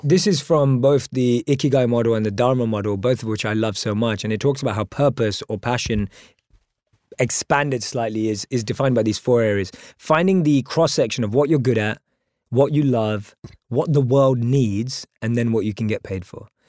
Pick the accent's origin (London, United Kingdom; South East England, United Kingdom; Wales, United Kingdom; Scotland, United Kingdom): London, United Kingdom; Born and raised in London